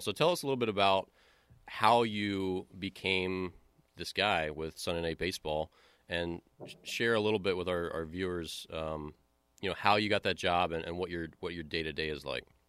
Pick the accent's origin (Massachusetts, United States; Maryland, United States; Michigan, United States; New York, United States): Maryland, United States; Baltimore; moved away; I grew up in Baltimore